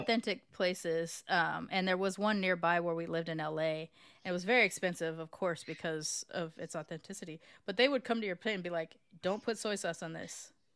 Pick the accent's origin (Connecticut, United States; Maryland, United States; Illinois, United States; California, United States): California, United States; moved away as an adult; also born or lived in Los Angeles; now in Texas, United States; as a Californian